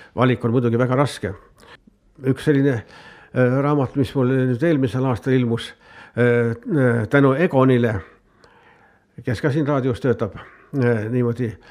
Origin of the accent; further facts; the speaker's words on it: Estonia; minu kodukülast Karjatnurmest